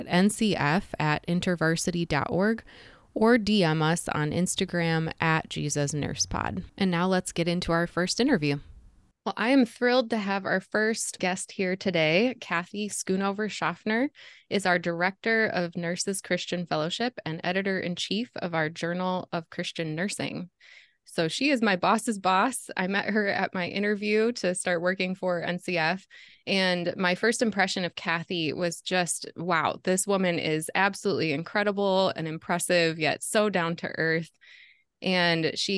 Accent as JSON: {"language": "English", "region": "Southeast Michigan", "country": "United States", "tie": "born or raised there", "moved": "as an adult", "lives_now": "Jacksonville, United States", "said": "I've lived most of my life in Southeast Michigan, which I've been told is rather obvious from my accent"}